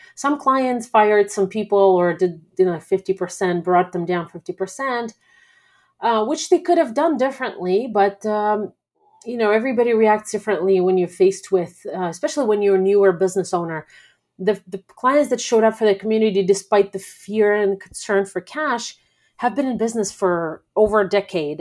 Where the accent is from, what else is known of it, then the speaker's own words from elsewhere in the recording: Belarus; moved away; I'm not personally Russian, I'm from Belarus